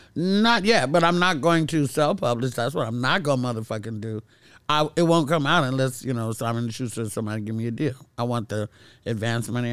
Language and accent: English; Castro Valley, California, United States; also born or lived in Oakland; moved out of Oakland to Castro Valley